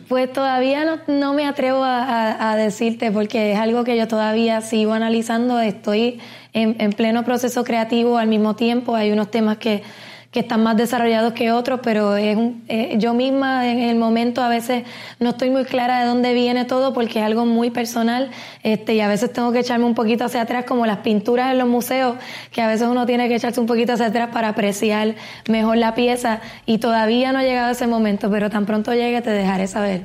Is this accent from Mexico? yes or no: no; Puerto Rico; Puerto Rico como puertorriqueña